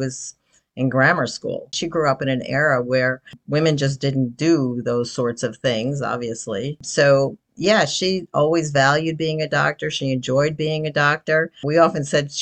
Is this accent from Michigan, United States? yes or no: no; New Jersey, United States; also born or lived in Bronx, New York; I am from New Jersey. When I was very, very young, I was in the Bronx for a while.